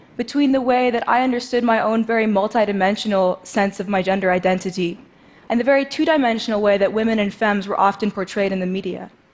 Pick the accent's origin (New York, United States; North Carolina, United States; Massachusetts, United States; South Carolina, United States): New York, United States; New York City; I grew up in New York City playing the drums